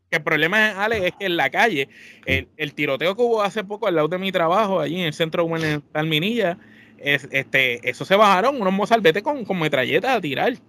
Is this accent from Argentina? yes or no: no; San Juan, Puerto Rico; todos nosotros los integrantes de la Trifulca, pues somos puertorriqueños criados y nacidos en el viejo San Juan, Puerto Rico